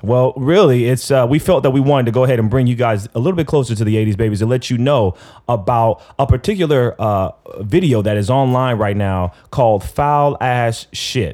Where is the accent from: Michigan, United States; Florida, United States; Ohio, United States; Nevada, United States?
Nevada, United States; Las Vegas; I'm from Vegas